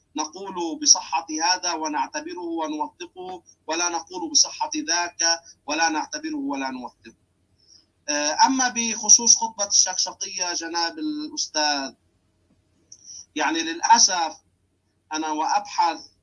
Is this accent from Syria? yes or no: no; Lebanon; عندنا في لبنان